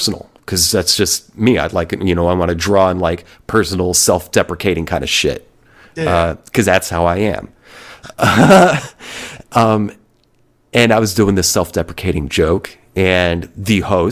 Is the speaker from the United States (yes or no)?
yes; Oklahoma, United States; also born or lived in New Jersey / Austin, Texas; When I was just before fifth grade, I moved from New Jersey to a small town here in Oklahoma